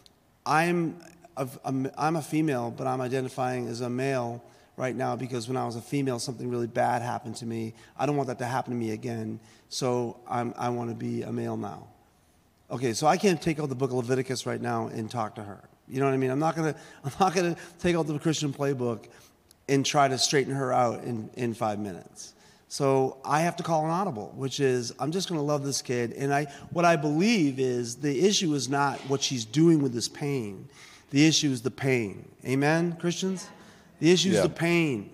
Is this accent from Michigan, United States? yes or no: no; Boston, Massachusetts, United States; I grew up in South Boston, Massachusetts